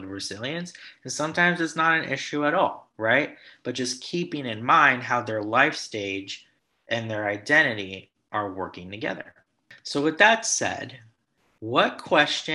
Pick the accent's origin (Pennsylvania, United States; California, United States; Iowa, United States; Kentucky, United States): California, United States; Los Angeles; accent: Valley Boy; I'm based in Los Angeles, born and raised. You can't tell by my Valley Boy accent